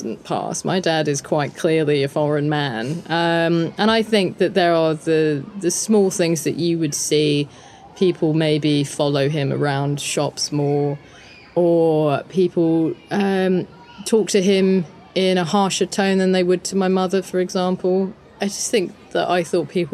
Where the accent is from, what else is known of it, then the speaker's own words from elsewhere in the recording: London, United Kingdom; accent: a bit muddled; We grew up in a suburb of London where there were quite a few families like our family